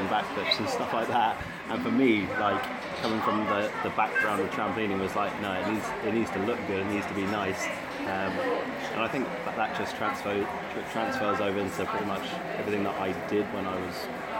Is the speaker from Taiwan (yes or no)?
no; Bournemouth, South West England, United Kingdom; I'm from Bournemouth